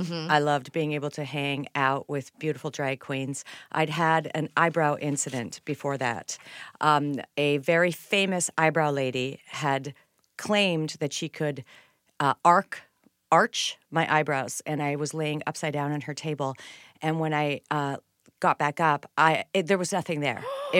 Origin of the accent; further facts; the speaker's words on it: Winnipeg, Manitoba, Canada; I am. I'm Canadian and a middle child, which is why we are annoyingly nice.